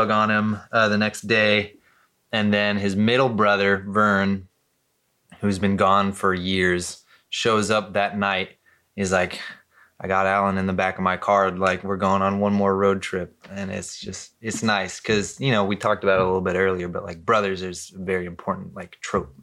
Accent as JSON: {"language": "English", "town": "Costa Mesa", "region": "California", "country": "United States", "tie": "born or raised there", "also_born_or_lived": "Newport Beach / Corona del Mar / Anaheim", "said": "I lived in Costa Mesa and for most of my childhood."}